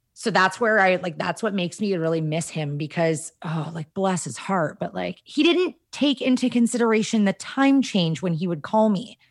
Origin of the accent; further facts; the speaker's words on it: Kashagawigamog Lake, Ontario, Canada; we grew up on Kashega-Wigga Mog Lake